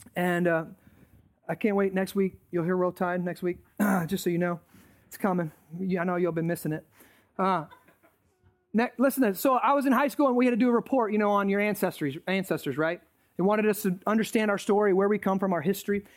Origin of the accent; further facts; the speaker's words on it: United States; I'm thankful for being American.